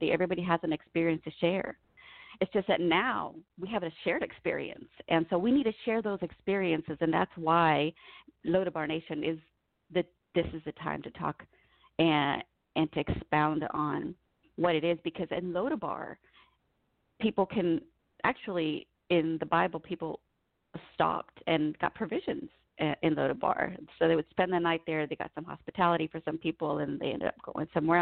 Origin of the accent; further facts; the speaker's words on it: United States; I was born here in the United States